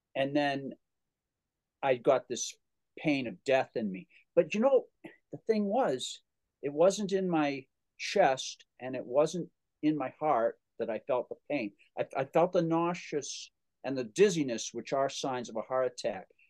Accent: Holliston, Massachusetts, United States; a record hop in Holliston, my my hometown.

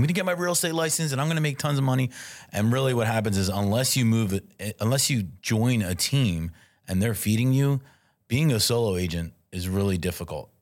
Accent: Philadelphia, Pennsylvania, United States; I am originally born and raised in South Philadelphia. I moved around a little bit, but I always had my base in Philadelphia

